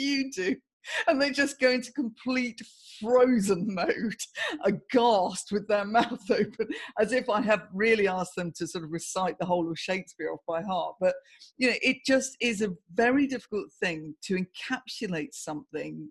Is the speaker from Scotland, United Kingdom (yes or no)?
no; Guildford, South East England, United Kingdom; moved away as an adult; also born or lived in London / Swanage; now in Bournemouth, United Kingdom; I grew up in Guildford in Surrey.